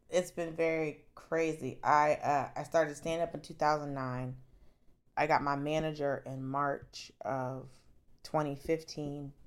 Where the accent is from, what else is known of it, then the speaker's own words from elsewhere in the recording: Atlanta, Georgia, United States; I'm from Atlanta.